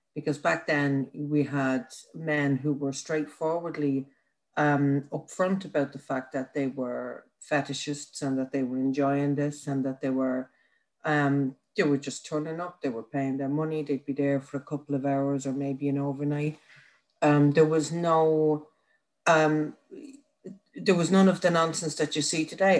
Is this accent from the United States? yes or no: no; Ireland; as an Irish woman, but also as an Irish woman who's put her shoulder to the wheel for the last 10 years in this country